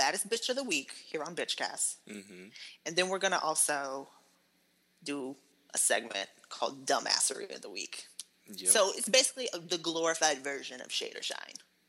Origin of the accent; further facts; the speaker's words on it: North Carolina, United States; moved away; That's my hometown as well. NC born and raised